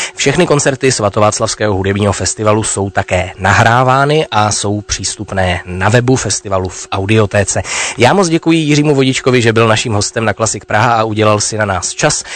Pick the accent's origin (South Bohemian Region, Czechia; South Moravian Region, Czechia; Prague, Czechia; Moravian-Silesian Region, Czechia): Moravian-Silesian Region, Czechia; Opava; Já jsem shodou okolností zase z Opavy